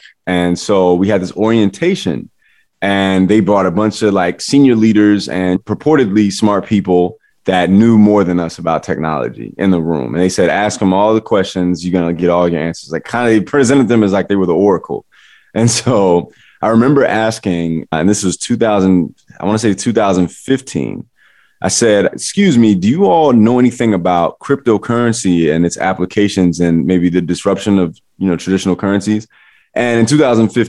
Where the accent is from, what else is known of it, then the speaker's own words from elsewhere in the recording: Chicago, Illinois, United States; moved away as an adult; also born or lived in New York City; that dude from the South Side of Chicago